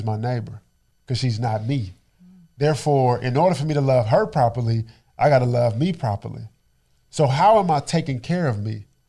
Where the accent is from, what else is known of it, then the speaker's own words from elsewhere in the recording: Dallas, Texas, United States; born and raised in Oak Cliff, Texas.